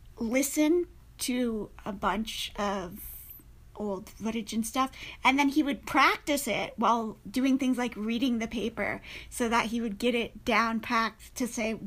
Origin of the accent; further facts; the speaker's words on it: Michigan, United States; me as a Midwesterner speaking, but most people would agree that we don't have a specific accent.